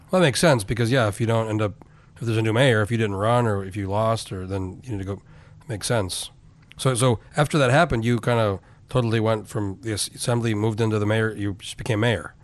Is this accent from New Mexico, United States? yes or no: yes; Albuquerque, New Mexico, United States; moved away; I grew up in Albuquerque